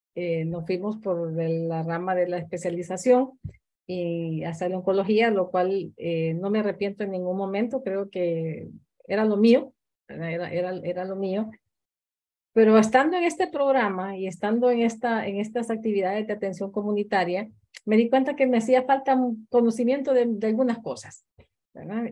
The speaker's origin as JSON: {"language": "Spanish", "country": "Honduras", "also_born_or_lived": "Guatemala"}